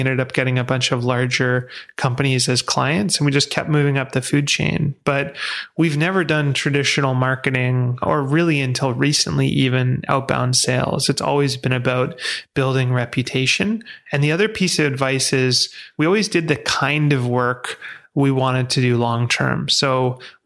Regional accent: Vancouver, British Columbia, Canada; I grew up in Vancouver

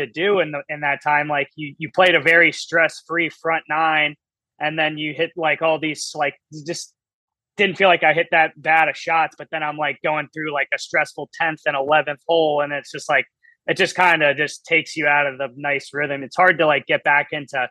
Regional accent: Maryland, United States; born or raised there

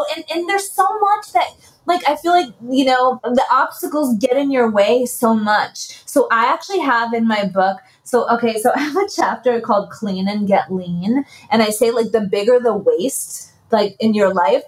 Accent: New York City, New York, United States; moved away; born and raised in the Bronx

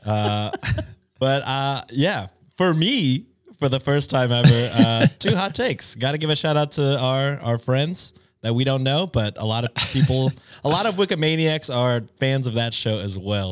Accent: United States; as an American

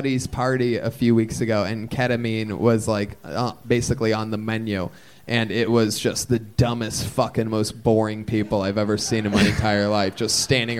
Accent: Massachusetts, United States; I'm just visiting from Massachusetts. It's good to be here.

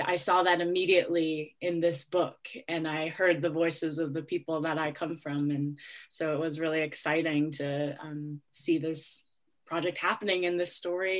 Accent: Minneapolis, Minnesota, United States; father's Dakota from the Sistan-Wapton Dakota Reservation in South Dakota, and my mother's white. And I grew up in Minneapolis, Minnesota.

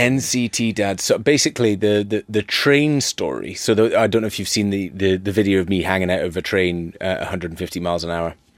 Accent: Dervaig, Scotland, United Kingdom; I was born in Dervig.

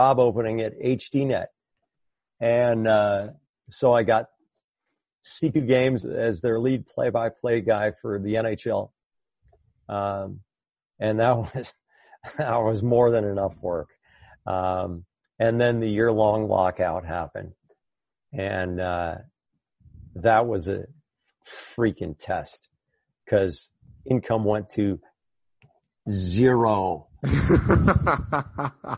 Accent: Durham, New Hampshire, United States; moved away; also born or lived in Connecticut; growing up in Durham, New Hampshire

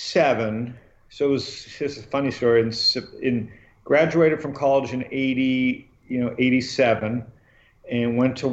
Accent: Toronto, Ontario, Canada; moved away as an adult; also born or lived in Phoenix, Arizona; I was born and raised in Toronto.

